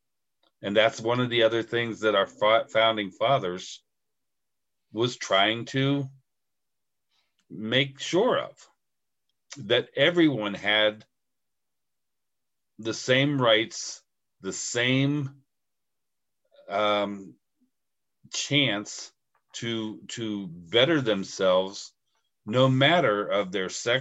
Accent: United States; I'm proud to be an American. I'm proud to be living in this country right now.

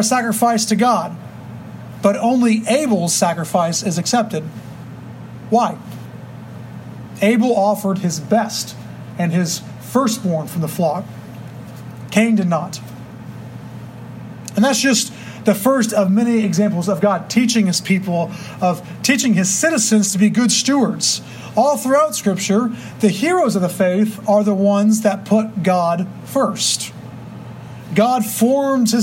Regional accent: Texas, United States; we have so much pride in being Texans

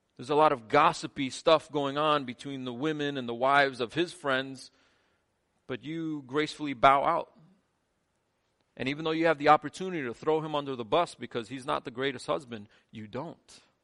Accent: United States; I'm as American as anyone in here

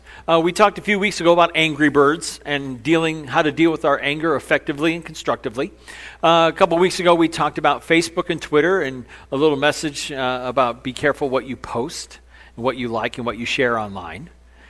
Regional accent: Indiana, United States; Excuse me … I'm from Southern Indiana. I've never been to the big city before

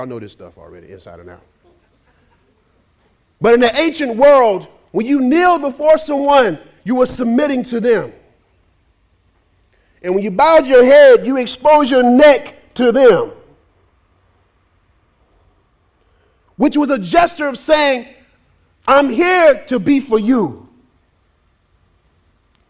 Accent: United States; we're very American

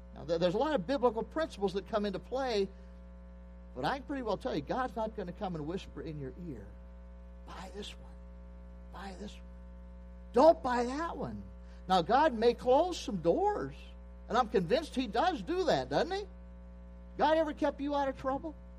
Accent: Pennsylvania, United States; I grew up in Pennsylvania.

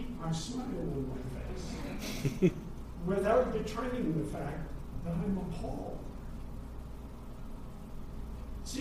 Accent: United States; moved away as an adult; also born or lived in Kenya; as an American

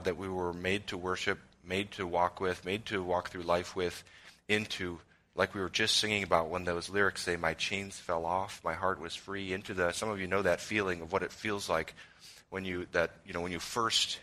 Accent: Chicago suburbs, Illinois, United States; I grew up in the Chicago suburbs

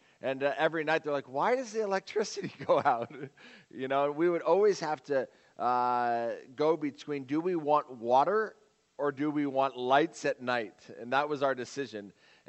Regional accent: Uganda; when someone asked me where I was from, I would never tell them Kuba Mitwe. I tell them I'm from Entebbe, and Entebbe is like the airport, you know, and I'm from this place.

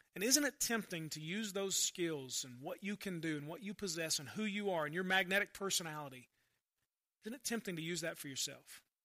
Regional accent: United States; growing up Christian in America

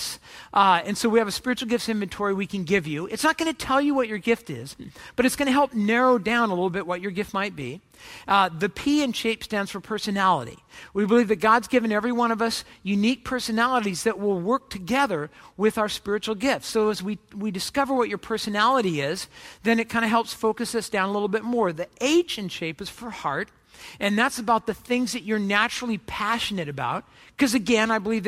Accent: Orange County, California, United States; I grew up in Orange County, California

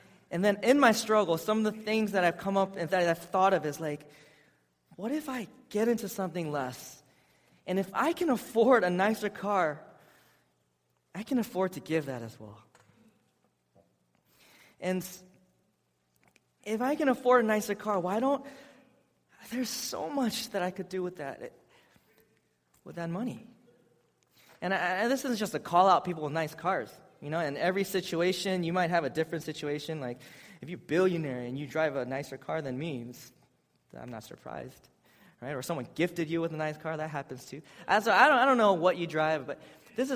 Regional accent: Seattle, Washington, United States; I'm from Seattle

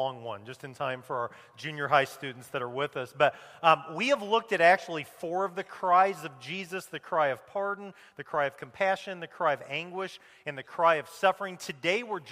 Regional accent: Champaign, Illinois, United States; growing up in Jim Taylor's house in Champaign, Illinois

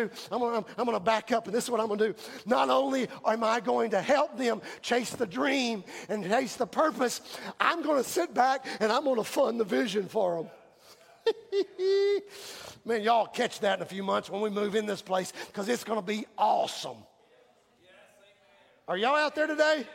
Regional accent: Houston, Texas, United States; now in Lumberton, United States; I grew up in Houston

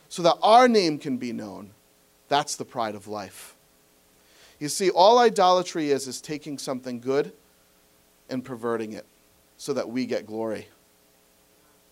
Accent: New England, United States; I'm from New England.

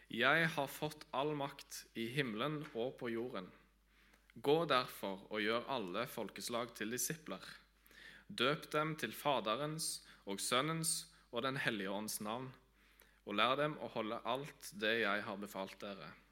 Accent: Tanzania; also born or lived in Vigrestad, Norway; now in Norway; Jeg er opprinnelig fra Vigrestad på Jæren. Jeg er født og oppvokst i Tanzania av eh, misjonærforeldre.

